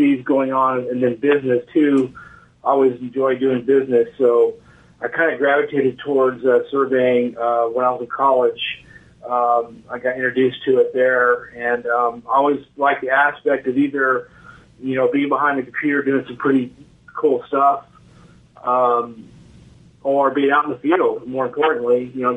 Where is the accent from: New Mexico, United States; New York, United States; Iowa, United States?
New Mexico, United States; Roswell; now in Texas, United States; primarily I grew up in Roswell, but we have a ranch up in northern New Mexico also